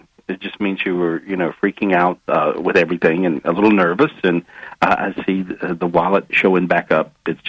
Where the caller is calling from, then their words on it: North Carolina, United States; I'm in North Carolina. It's really pretty.